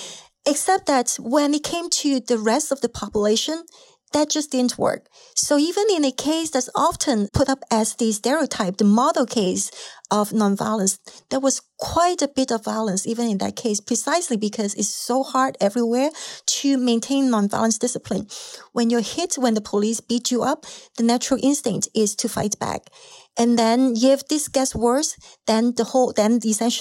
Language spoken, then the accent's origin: English; Hong Kong; moved away; Growing up in Hong Kong